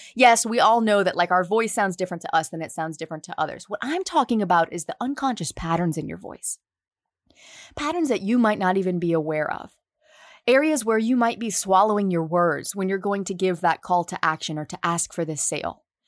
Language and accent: English; right outside of New Orleans, Louisiana, United States; accent: Southern; I'm from the South, born and raised right outside of New Orleans